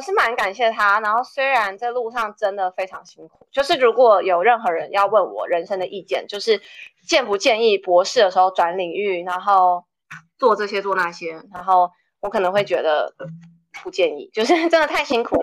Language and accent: Chinese; Taiwan; moved away as an adult; also born or lived in Ames, Iowa, United States; now in United States; 我在台大的时候